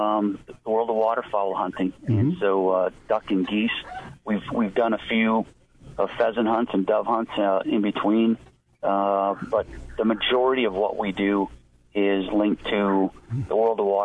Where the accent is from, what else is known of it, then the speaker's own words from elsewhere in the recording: Wisconsin, United States; now in California, United States; I was born and raised in Wisconsin